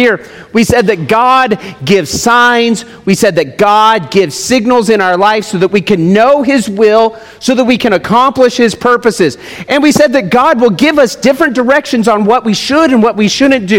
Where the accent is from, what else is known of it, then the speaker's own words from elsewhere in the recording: United States; also born or lived in Summerlin, Nevada; We are Americans